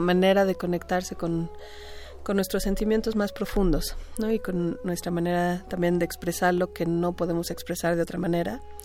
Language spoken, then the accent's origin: Spanish; Mexico; also born or lived in India; yo como mexicana